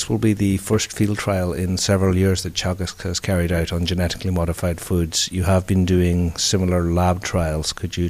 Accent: Ireland; as an Irishman

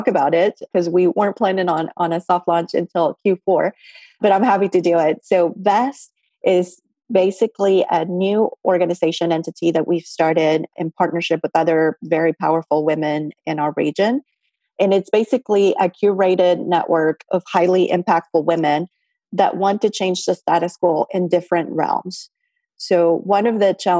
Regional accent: Mexico; moved away; I'm also from Mexico

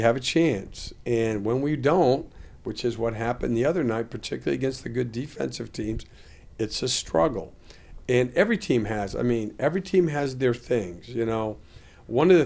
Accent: Vermont, United States; I grew up in Vermont

